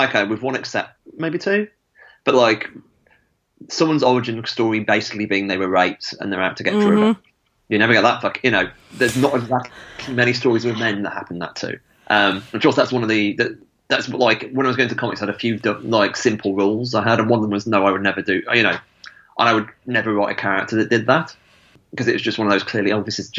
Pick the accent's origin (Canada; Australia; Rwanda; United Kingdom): United Kingdom; Stafford, West Midlands; where I grew up in Stafford